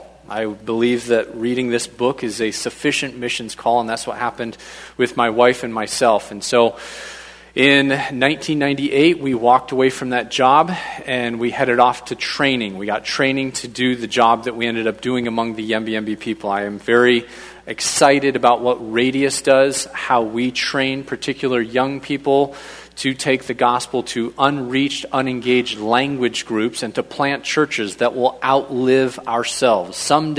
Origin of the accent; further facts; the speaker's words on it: Papua New Guinea; moved away as an adult; But I was raised over in Papua New Guinea from 2 years old, went over there with mom and dad, and we went into the Itete people group. I ended up going off to boarding school from first grade to 12th grade, finished up there, came back to the United States